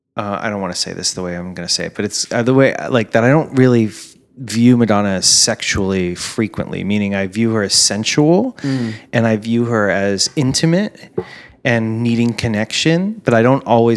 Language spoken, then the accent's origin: English; Miami, Florida, United States; I grew up in Miami